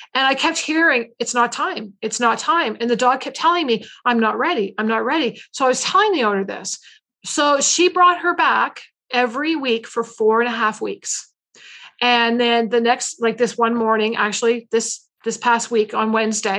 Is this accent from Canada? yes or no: yes; Canada; I'm Canadian.